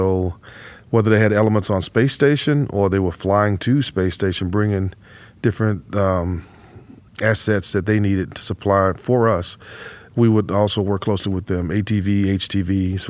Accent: Houston, Texas, United States; So I grew up right here in Houston, and I attended Rice University, have a double E degree from Rice University

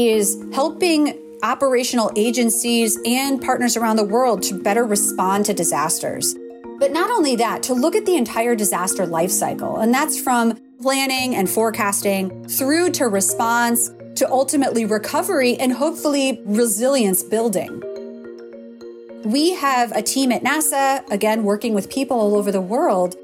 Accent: Minnesota, United States; I grew up in Minnesota

